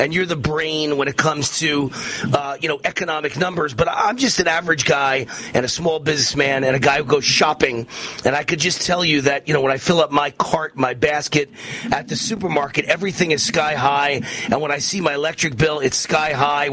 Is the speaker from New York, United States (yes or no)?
yes; New York, United States; I'm from New York